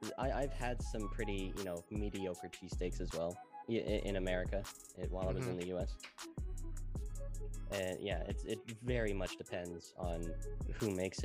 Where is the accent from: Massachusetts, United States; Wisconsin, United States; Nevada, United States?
Nevada, United States; Las Vegas; moved away as an adult; now in Amsterdam, Netherlands; I'm from Las Vegas and I'm vegan. So I'm a Las Vegan myself.